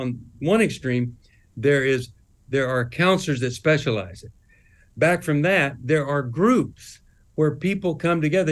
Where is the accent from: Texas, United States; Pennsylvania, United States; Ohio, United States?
Texas, United States; I was raised in Texas